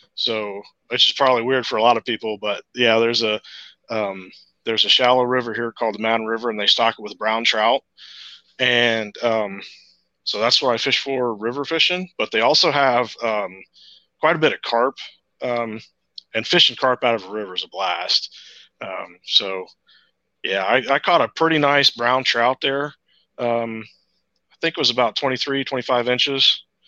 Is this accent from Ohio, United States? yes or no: yes; Central Ohio, United States; I'm from Central Ohio, um, and uh, you know I grew up in Ohio. I've lived here all my life